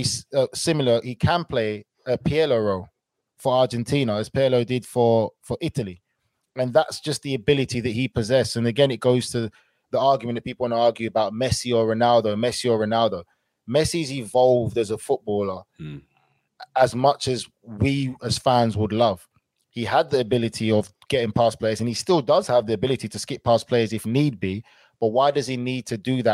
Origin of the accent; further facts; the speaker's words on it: England, United Kingdom; us as English players